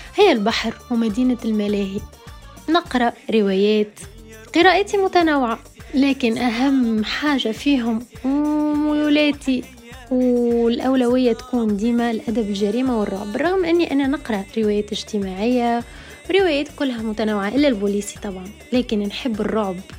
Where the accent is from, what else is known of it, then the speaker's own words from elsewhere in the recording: Tunisia; من تونس